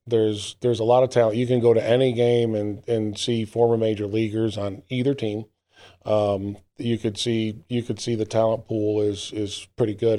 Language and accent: English; New Britain, Connecticut, United States; moved away as an adult; now in Gastonia, United States; my hometown or close to my hometown in New Britain, Connecticut